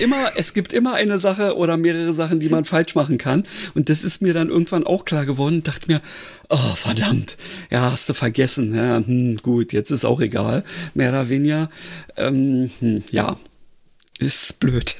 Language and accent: German; Berlin, Germany; als Berliner